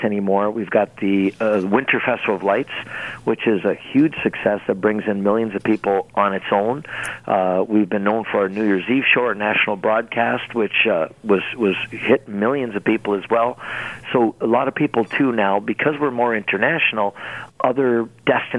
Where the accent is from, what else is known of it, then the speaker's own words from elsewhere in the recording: Niagara Falls, Ontario, Canada; Niagara Falls